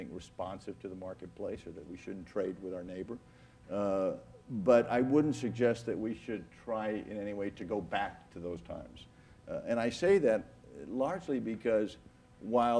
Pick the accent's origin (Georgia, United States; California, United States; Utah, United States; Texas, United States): Texas, United States; Brownsville; growing up along the border and talk of the ease, the fluidity of moving back and forth between those two communities of Brownsville and Matamoros